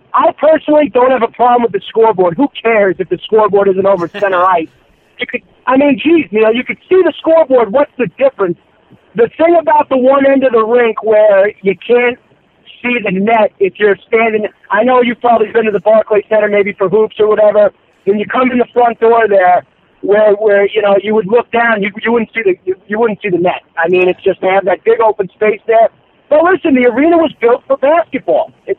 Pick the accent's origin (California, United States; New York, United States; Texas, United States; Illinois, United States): New York, United States; Long Island; I grew up on Long Island. I'm from Long Island.